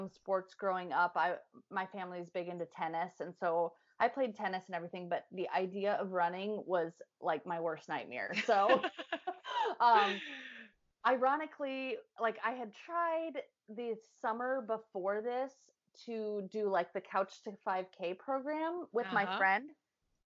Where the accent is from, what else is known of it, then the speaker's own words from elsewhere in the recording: Midwest, United States; we're all from the Midwest